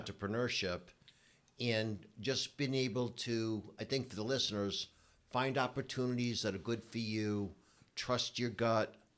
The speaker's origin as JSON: {"language": "English", "town": "Providence", "region": "Rhode Island", "country": "United States", "tie": "born or raised there", "said": "I grew up in Providence, Rhode Island"}